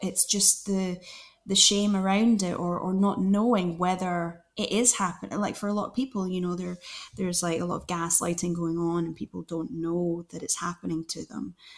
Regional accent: Glasgow, Scotland, United Kingdom; now in London, United Kingdom; I'm from Glasgow.

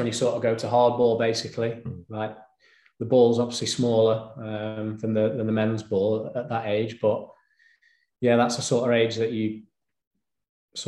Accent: Bolsover, East Midlands, United Kingdom; also born or lived in Chesterfield; born and bred in Bolsover, really. That's where I grew up

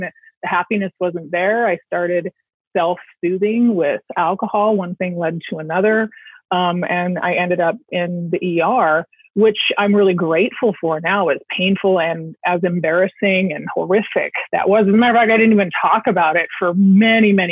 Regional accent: Pacific Northwest, United States; also born or lived in Silicon Valley; I grew up in the Pacific Northwest

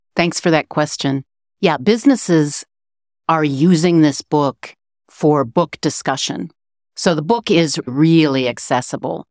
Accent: Chicago, Illinois, United States; moved away as an adult; now in Matfield Green, United States; I grew up in the Chicago area. I moved to Matfield Green, Kansas in two thousand six

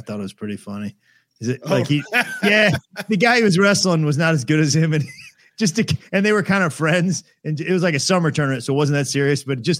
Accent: Missouri, United States; now in St. Louis, United States; I'm from Missouri, so just over the state line.

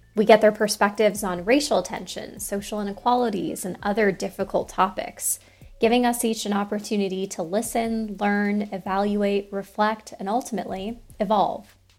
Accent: Colorado, United States; since I'm from Colorado

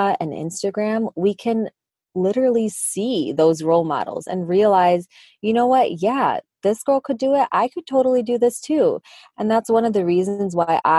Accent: Michigan, United States; accent: Midwest; I was born and raised in Michigan. So shout out to my Midwest accent.

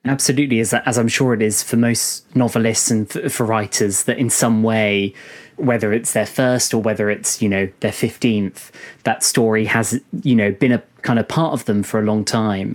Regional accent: United Kingdom; I'm probably being a bit of a stereotype by being British

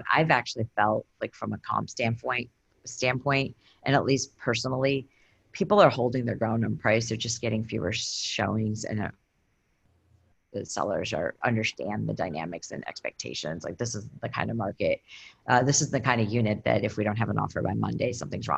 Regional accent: Michigan, United States; also born or lived in Boston; now in Portland, United States; I'm from Michigan

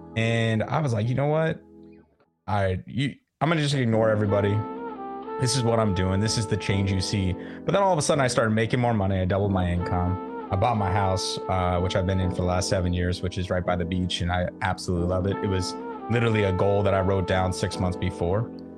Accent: Florida, United States; born there; also born or lived in Nevada / Las Vegas / Southern California; I was born in Florida, moved around a lot, not in the military, just, you know, kind of just trying to chase a better job when I was younger. Had some home bases, Florida, Nevada, mainly Las Vegas and Southern California

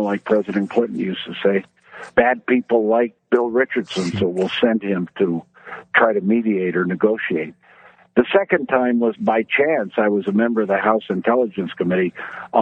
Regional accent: Mexico; moved away; also born or lived in New Mexico; I was brought up in Mexico, a Mexican mother, an American father. My mother would speak to me in Spanish. My father would speak to me in English.

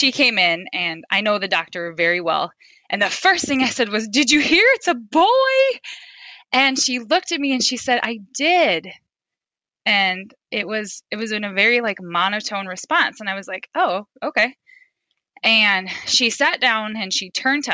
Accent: Fairfax, South Dakota, United States; moved away as an adult; now in Sioux Center, United States; I'm a mother of 4. I grew up in Fairfax, South Dakota.

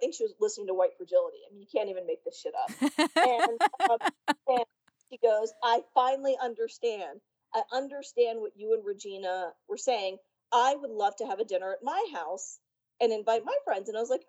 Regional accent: Richmond, Virginia, United States; I was, you know, born and raised in Richmond, Virginia, the capital of the Confederacy. There were no Indians. There were no Asians. It was black people and white people.

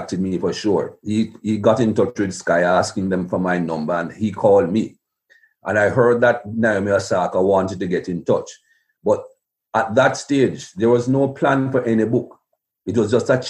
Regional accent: Jamaica; When I was a young man growing up in Jamaica

